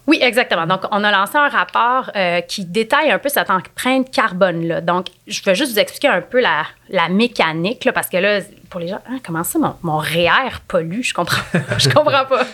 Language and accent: French; Quebec, Canada; en tant que Québécois, en tant que Canadiens